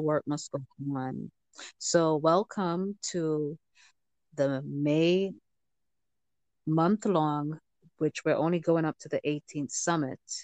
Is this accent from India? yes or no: no; Jamaica; moved away; being Jamaican born